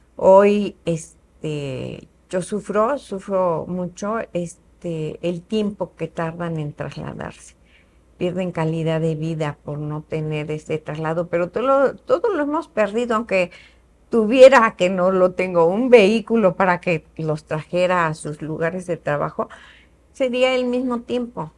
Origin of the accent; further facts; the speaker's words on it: Querétaro, Mexico; also born or lived in Mexico City; Yo soy queretana también, mis papás